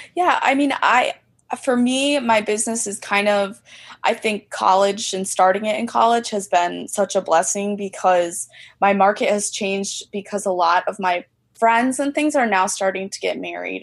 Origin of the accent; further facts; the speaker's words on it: Central Illinois, United States; also born or lived in Chicagoland area; now in Chicago, United States; I was originally from Central Illinois